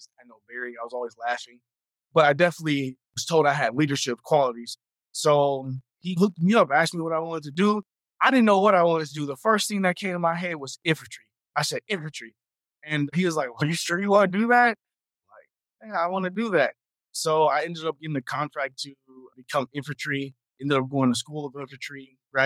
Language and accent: English; Houston, Texas, United States; I am a Houston, Texas native, so born and raised in Houston